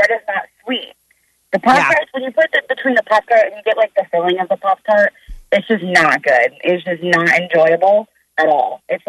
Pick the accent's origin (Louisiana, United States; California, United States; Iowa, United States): Iowa, United States; I'm from Iowa. I was in Iowa my entire life